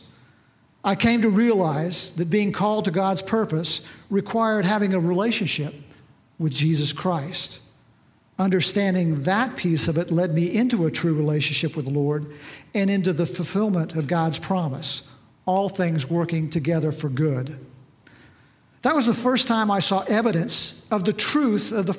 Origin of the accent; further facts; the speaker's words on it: near Bartlesville, Oklahoma, United States; also born or lived in West Texas; I had a fairly typical upbringing right here in Oklahoma on a farm not too far from Bartlesville